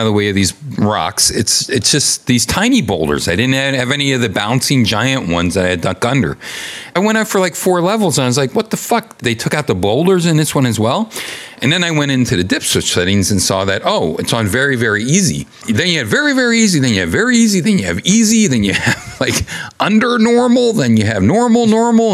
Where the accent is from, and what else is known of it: United States